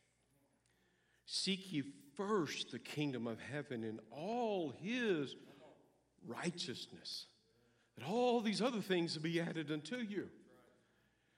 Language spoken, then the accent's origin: English; United States; I'm an American